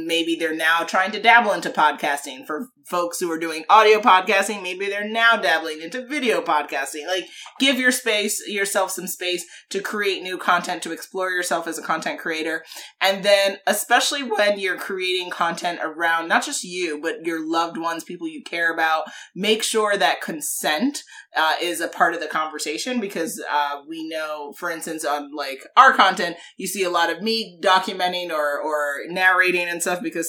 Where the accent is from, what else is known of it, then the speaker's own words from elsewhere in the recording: Jamaica; I'm Jamaican